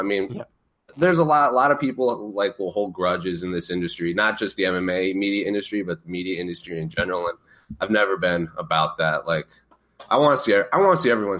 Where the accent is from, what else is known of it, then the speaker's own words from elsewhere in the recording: Warwick, Rhode Island, United States; moved away as an adult; also born or lived in Arizona; I was born and raised in Warwick, Rhode Island